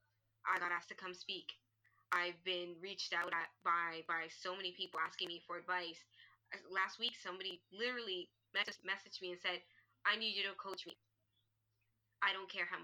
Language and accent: English; Toronto, Ontario, Canada; I am from Toronto, Canada